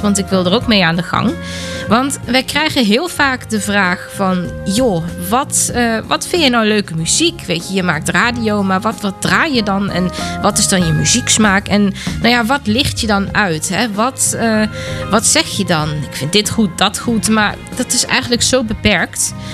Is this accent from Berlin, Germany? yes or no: no; Weeze, North Rhine-Westphalia, Germany; Ik kom zelf uit Wezen, uit Duitsland.